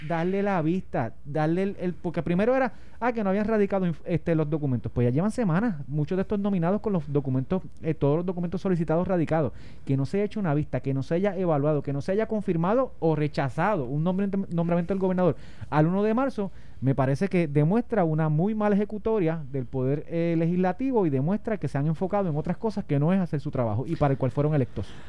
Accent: Puerto Rico; como yo puertorriqueño, que me quedo en Puerto Rico

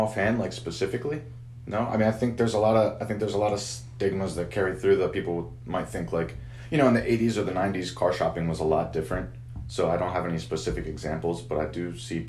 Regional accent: Maryland, United States; now in Hanover, United States; I grew up in Maryland originally, but I've been in Hanover for quite some time. Graduated from Southwest

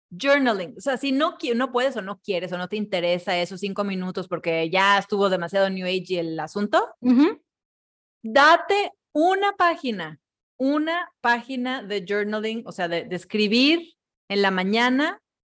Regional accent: Mexico; yo misma estoy siendo una mexicana más

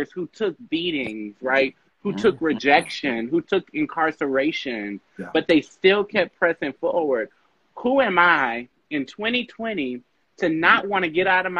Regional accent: New Orleans, Louisiana, United States; I'm from New Orleans

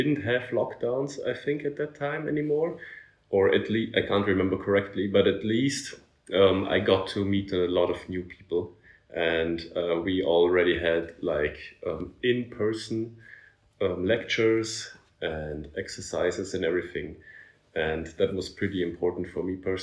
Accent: Vorarlberg, Austria; English is a second language; moved away as an adult; now in Vienna, Austria; I am originally from Vorarlberg, that's in West Austria. And I moved to Vienna 3 years ago now.

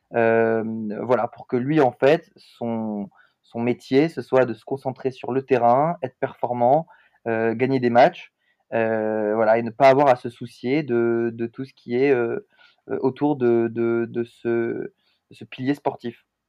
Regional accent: Montpellier, Occitania, France; also born or lived in Lille; now in Paris, France; je suis originaire de Montpellier, dans le sud de la France, mais je vis aujourd'hui à Paris

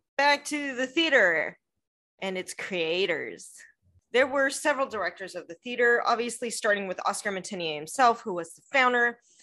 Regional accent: United States; I'm American who does not speak French

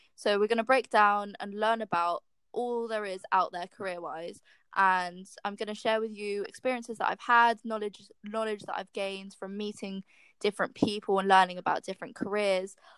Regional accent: London, United Kingdom; I'm from London and I'm seven months into role as an apprentice at Microsoft

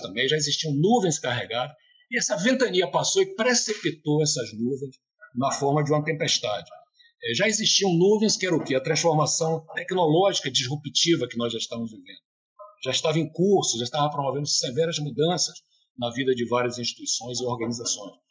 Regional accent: Bahia, Brazil; Eu, como um bom baiano

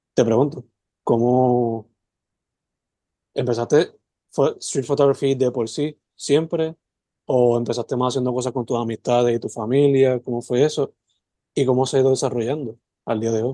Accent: Sabana Grande, Puerto Rico; also born or lived in San Germán / Mayagüez; yo toda la vida me crié entre Semana Grande San Germán, visitando a mi abuela, Santa Isabel, estudiando en el colegio, Somayagüe

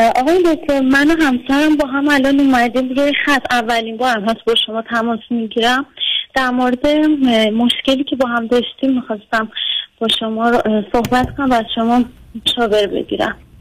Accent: Tehran Province, Iran; ما که تهرانیم

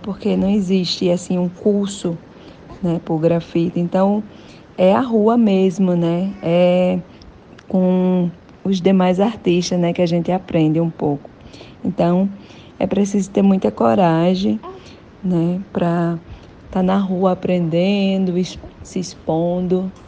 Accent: Rio Grande do Norte, Brazil; sou natural do Rio Grande do Norte

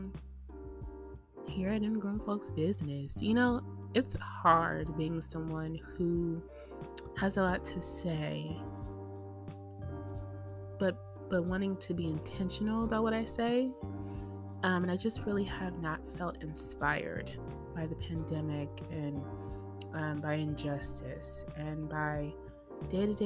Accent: United States; I'm American, so I'm speaking as an American

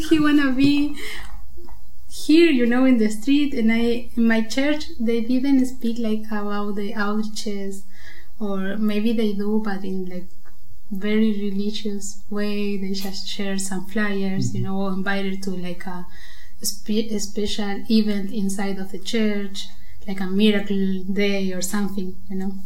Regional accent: Buenos Aires, Argentina; moved away as an adult; now in Germany; I came from Argentina. I'm from Buenos Aires

